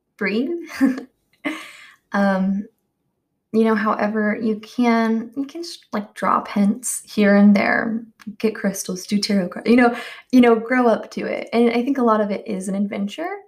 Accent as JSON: {"language": "English", "region": "the Bible Belt", "country": "United States", "tie": "born or raised there", "said": "I grew up in the Bible Belt"}